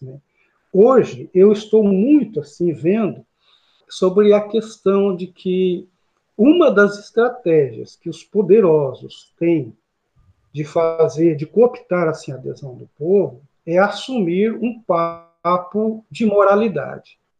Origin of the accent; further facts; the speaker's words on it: Paraná, Brazil; moved away as an adult; now in Gurupi, Brazil; estou aqui em Gurupi há 14 anos, né, sou paranaense